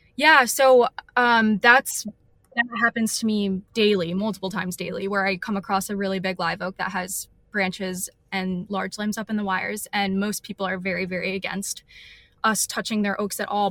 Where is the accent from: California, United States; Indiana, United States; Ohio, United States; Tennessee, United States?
Ohio, United States; moved away as an adult; also born or lived in Vermont; now in Austin, United States; I grew up in Ohio and I went to school at the University of Vermont